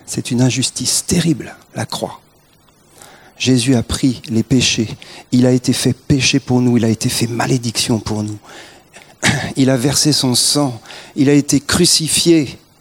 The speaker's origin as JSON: {"language": "French", "country": "France", "said": "on est français"}